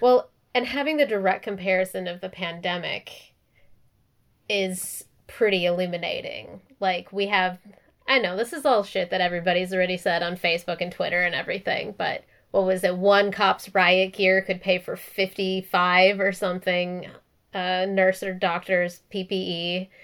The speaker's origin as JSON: {"language": "English", "town": "Minneapolis", "region": "Minnesota", "country": "United States", "tie": "born or raised there", "moved": "yes", "said": "I actually even grew up in Minneapolis. It's been super weird and surreal watching, like, my hometown be the center of all this"}